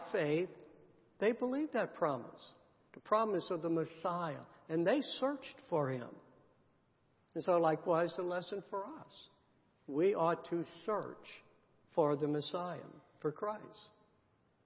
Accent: the South, United States; I grew up in the South

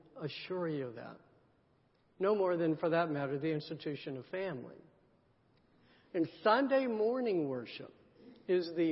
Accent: the South, United States; I grew up in the South

